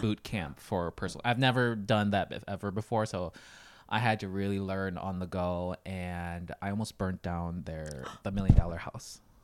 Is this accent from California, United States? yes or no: no; Janesville, Wisconsin, United States; born or raised there; moved away as an adult; also born or lived in Thailand / Los Angeles / Hawaii